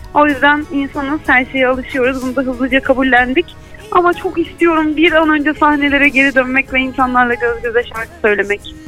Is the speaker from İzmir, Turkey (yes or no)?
yes; İzmir, Turkey; ben İzmirliyim